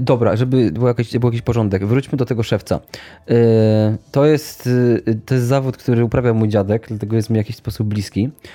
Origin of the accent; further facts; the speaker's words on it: Sieraków, Greater Poland, Poland; z mojej miejscowości